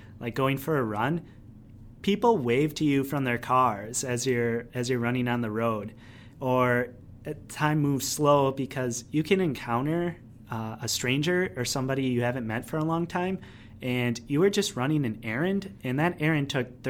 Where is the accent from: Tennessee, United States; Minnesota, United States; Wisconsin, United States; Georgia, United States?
Wisconsin, United States; Phillips; moved away; spend the week up in my hometown